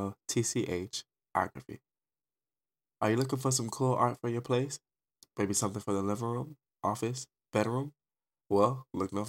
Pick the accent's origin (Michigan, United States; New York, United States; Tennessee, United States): Michigan, United States; Detroit; now in Arizona, United States; I'm an artist from Detroit